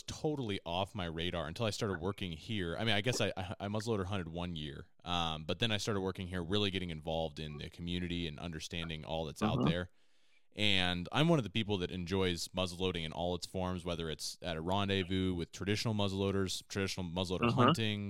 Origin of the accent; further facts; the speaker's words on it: Oregon, United States; we're from Oregon